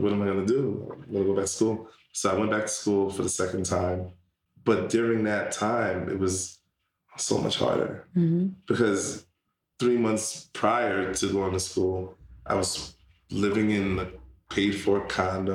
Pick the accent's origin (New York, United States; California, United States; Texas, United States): New York, United States; New York City; also born or lived in Brownsville, Brooklyn / Pennsylvania; now in Queens, New York, United States; Canarsie, Brooklyn for the majority of my life. We started off in like Brownsville. Then we moved to Canarsie